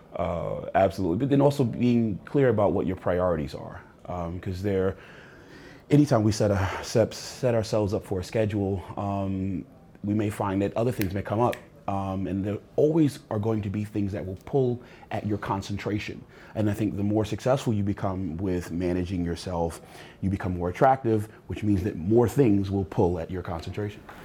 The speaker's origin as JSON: {"language": "English", "town": "New York City", "region": "New York", "country": "United States", "tie": "born or raised there", "moved": "yes", "said": "I was born in Brooklyn"}